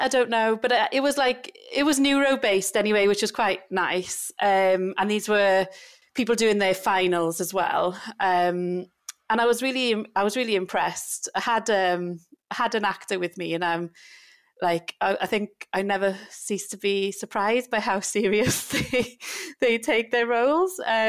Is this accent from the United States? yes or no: no; United Kingdom; We're so British, aren't we? Bloody complaining about the heat.